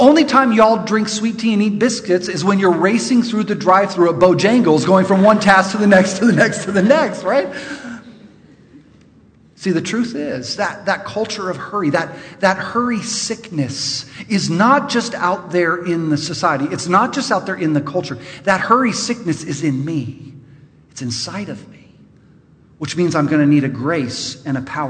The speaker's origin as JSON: {"language": "English", "town": "Los Angeles", "region": "California", "country": "United States", "moved": "as an adult", "said": "I'm from Los Angeles"}